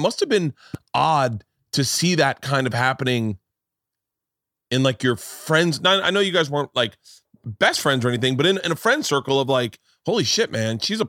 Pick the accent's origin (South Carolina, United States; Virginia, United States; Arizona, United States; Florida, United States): Florida, United States; Tampa; You know, going to school in Tallahassee and growing up in Tampa, the idea that there were socialites